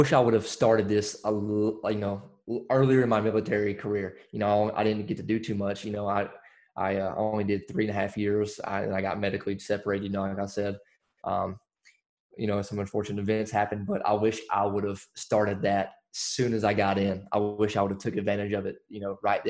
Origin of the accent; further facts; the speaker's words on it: Alabama, United States; now in Fayetteville, United States; I'm originally from Alabama.